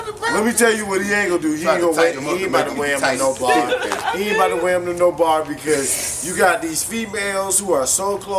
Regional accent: Charleston, United States; Hey, Jabos. I'm from Charleston.

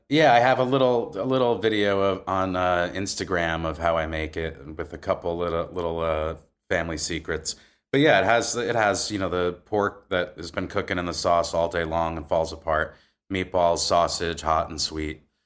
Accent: Maywood, New Jersey, United States; also born or lived in Wayne, New Jersey; I grew up in a really small town called Maywood, which bordered Hackensack

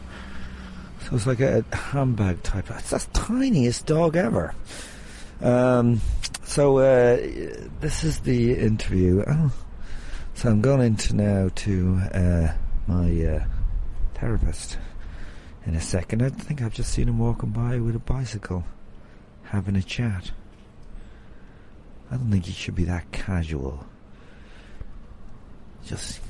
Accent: Tuam, Connacht, Ireland; I was born in Tuam

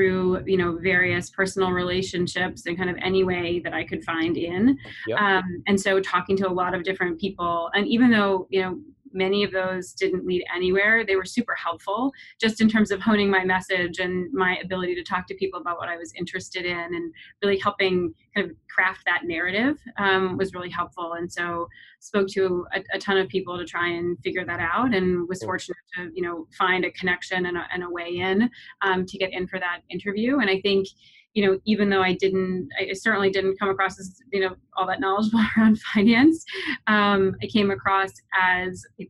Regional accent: Eastern Shore of Maryland, United States; moved away as an adult; I grew up on the Eastern Shore of Maryland.

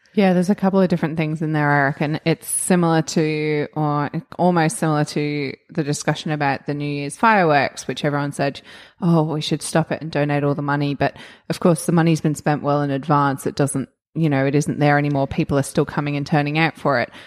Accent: Australia

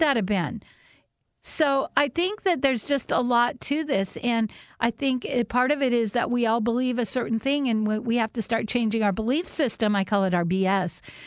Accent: Whidbey Island, Washington, United States; when we grew up on Woodby Island

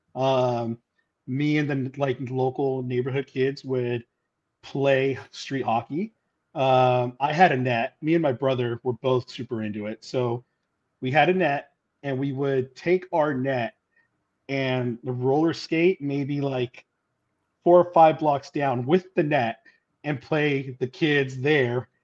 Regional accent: Orange County, California, United States; that was my hometown

